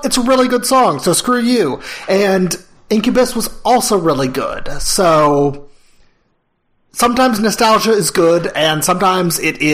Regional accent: Cincinnati, Ohio, United States; moved away; I went to back to my hometown of Cincinnati

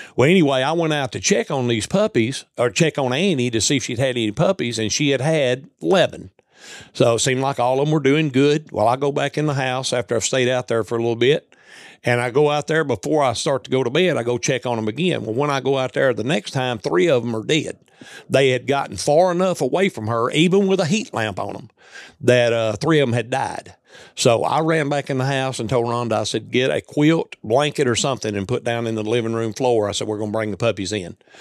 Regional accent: Bass Springs, Tennessee, United States; from Bass Springs, Tennessee, as you mentioned, I've been there my entire life. Uh, I'm within five miles of where I was born and raised

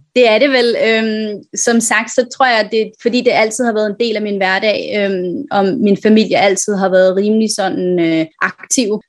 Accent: Virum, Capital Region of Denmark, Denmark; moved away as an adult; now in Hong Kong; jeg er fra Virum, øh, lidt uden for København

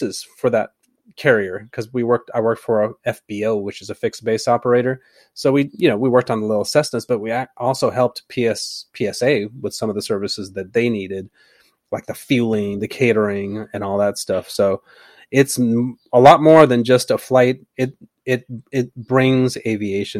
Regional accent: Concord, United States; my hometown, Concord

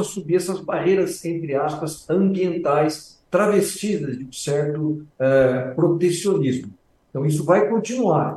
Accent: Brazil; nós, como brasileiros

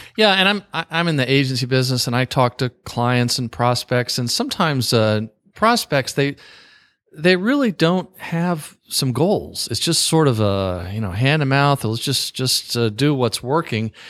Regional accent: the South, United States; I'm from the South

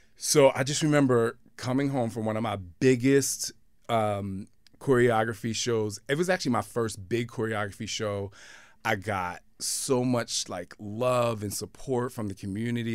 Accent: Camden, New Jersey, United States; I came from Camden, New Jersey

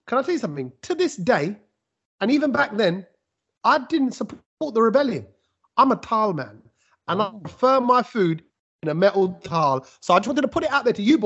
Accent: London, United Kingdom; growing up in East Ham in the 80s

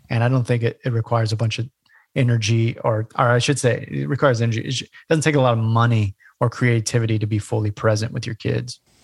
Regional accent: Bay Area, California, United States; moved away as an adult; also born or lived in Portland, Oregon; now in Hilton Head, United States; I grew up in California, the Bay Area

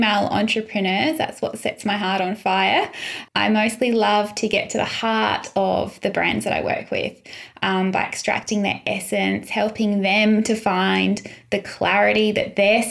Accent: Sunshine Coast, Queensland, Australia; now in Adelaide, Australia; I grew up in the Sunshine Coast

